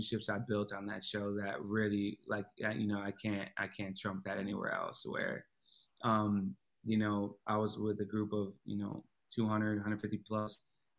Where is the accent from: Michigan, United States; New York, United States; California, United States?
Michigan, United States; Flushing; moved away as an adult; also born or lived in Pontiac, Michigan; now in Chicago, United States; we moved from Pontiac into to the Flint area, and that's kind of where I grew up and did, you know, middle school, high school